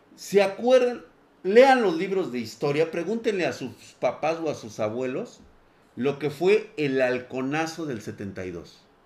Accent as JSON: {"language": "Spanish", "country": "Mexico", "said": "estamos como sociedad mexicana"}